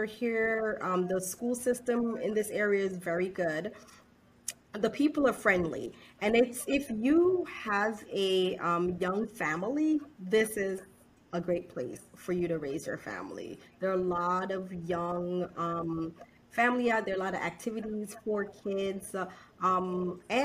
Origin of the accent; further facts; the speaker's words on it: New Jersey, United States; moved away as an adult; also born or lived in Philadelphia, United States; now in Houston, United States; I grew up in New Jersey, and I did my training in Philadelphia